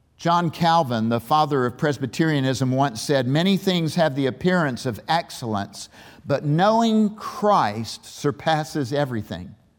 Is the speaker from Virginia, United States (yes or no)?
yes; Waynesboro, Virginia, United States; also born or lived in Richmond; born in Waynesboro at the western base of the 2,400 foot Afton Mountain